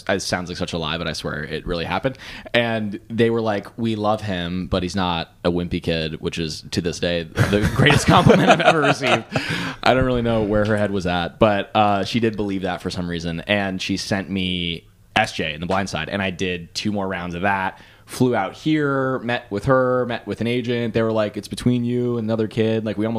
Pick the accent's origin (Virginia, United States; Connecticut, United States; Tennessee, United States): Virginia, United States; right outside DC; I'm from Virginia, like right outside DC